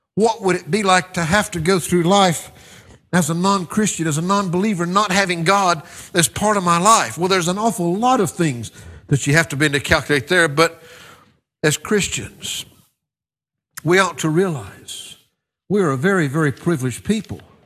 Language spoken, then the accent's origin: English; United States; I'm a little bit biased as an American